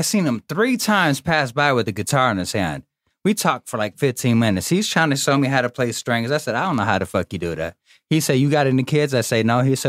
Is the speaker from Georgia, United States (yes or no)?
yes; Atlanta, Georgia, United States; also born or lived in Toms River, New Jersey; I grew up pretty much in Atlanta.